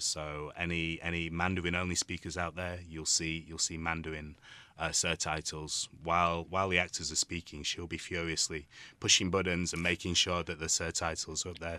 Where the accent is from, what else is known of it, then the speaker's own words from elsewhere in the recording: Yorkshire and the Humber, United Kingdom; now in Taiwan; I'm from the U K, uh, from a place called Yorkshire